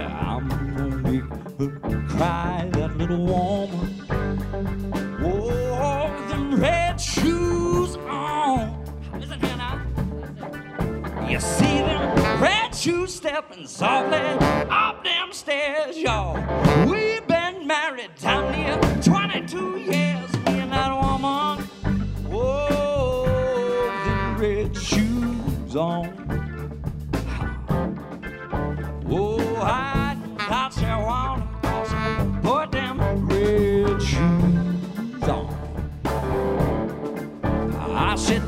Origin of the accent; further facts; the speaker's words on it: Mississippi, United States; also born or lived in Arkansas; down in Mississippi, I was fortunate enough to get to grow up